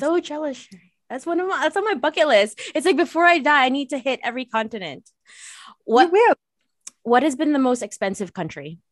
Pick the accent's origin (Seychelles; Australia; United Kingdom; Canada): Canada; I'm Canadian